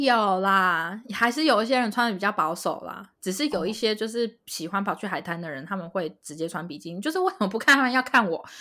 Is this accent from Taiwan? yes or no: yes; Taiwan; moved away as an adult; now in Los Angeles, United States; 身为台湾人的大家一定就是非常习惯这件事情